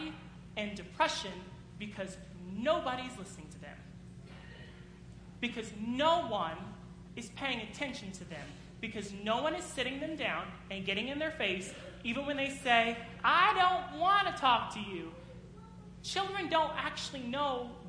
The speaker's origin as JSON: {"language": "English", "country": "United States", "said": "as American people"}